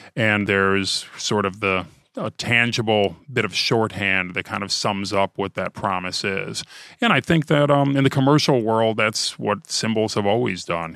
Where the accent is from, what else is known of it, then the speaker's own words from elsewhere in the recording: Ohio, United States; I'm from Ohio